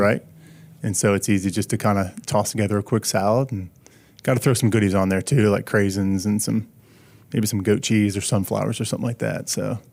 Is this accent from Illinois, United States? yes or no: no; Pennsylvania, United States; moved away as an adult; also born or lived in Charlotte; I'm from Pennsylvania